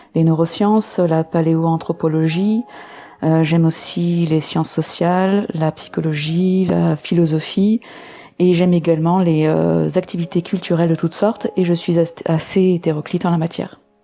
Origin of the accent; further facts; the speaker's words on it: Lyon, Auvergne-Rhône-Alpes, France; now in Vaucluse, France; je vis actuellement dans le Vaucluse, mais je suis originaire de Lyon